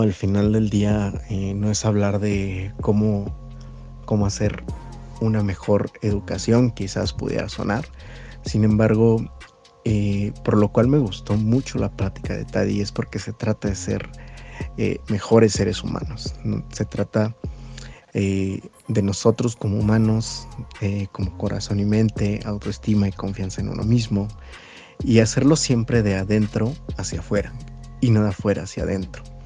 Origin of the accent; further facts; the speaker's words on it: Mexico; nosotros como mexicanos